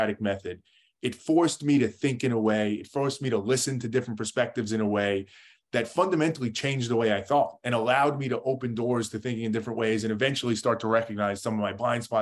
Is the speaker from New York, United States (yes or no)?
yes; New York, United States; I lived in kind of a middle-class family in New York, right outside New York City